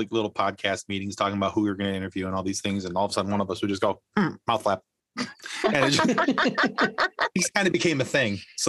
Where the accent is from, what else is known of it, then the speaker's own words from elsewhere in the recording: Michigan, United States; I'm from Michigan.